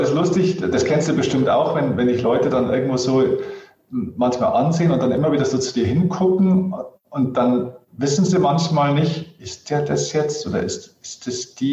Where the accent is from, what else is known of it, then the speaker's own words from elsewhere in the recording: Bavaria, Germany; Ja, freilich, ich bin sogar aus Niederbayern.